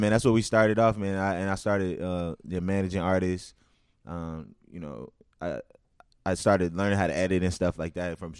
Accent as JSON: {"language": "English", "town": "Minneapolis", "region": "Minnesota", "country": "United States", "tie": "born or raised there", "said": "So I'm from North Minneapolis, but you know, I went to North High. I went to Dunwoody Academy"}